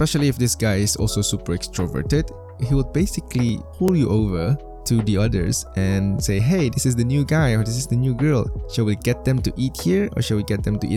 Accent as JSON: {"language": "English", "country": "China", "moved": "yes", "said": "I was from China"}